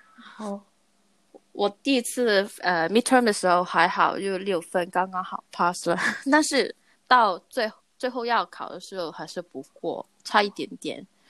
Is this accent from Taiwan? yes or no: no; Hong Kong; moved away; 因为我是香港人嘛